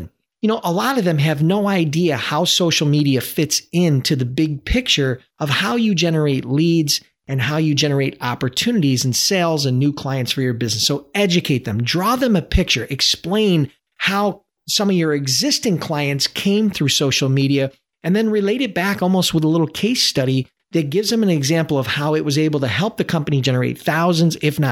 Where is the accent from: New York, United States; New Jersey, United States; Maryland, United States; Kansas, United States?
New York, United States; Buffalo; my hometown, Buffalo, New York